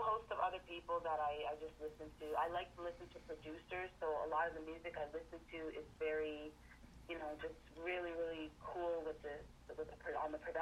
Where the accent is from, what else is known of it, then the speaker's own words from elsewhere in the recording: Toronto, Ontario, Canada; I was born in Toronto, so the R&B and the hip-hop was always around me, too